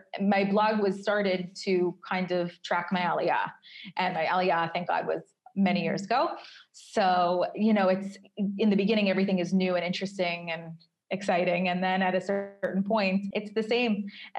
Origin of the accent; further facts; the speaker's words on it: New York, United States; now in Tel Aviv, Israel; if I go on a date with someone from Tel Aviv and they say, where are you from? And I say New York, they get personally angry that I had the audacity to leave New York